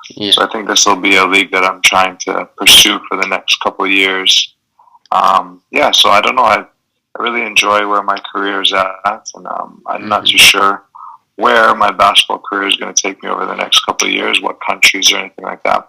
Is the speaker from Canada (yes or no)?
yes; Canada; I'm Canadian